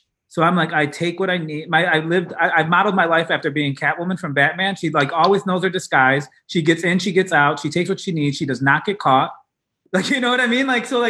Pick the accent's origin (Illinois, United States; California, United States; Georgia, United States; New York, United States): Illinois, United States; Chicago; we're from Chicago, where Barack Obama got elected.